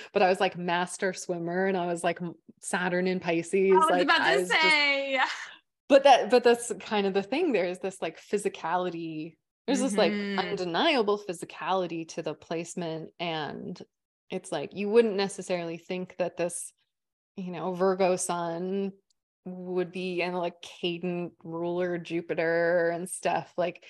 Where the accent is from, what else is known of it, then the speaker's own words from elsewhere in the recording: Vancouver Island, British Columbia, Canada; moved away; also born or lived in Montreal; in Vancouver Island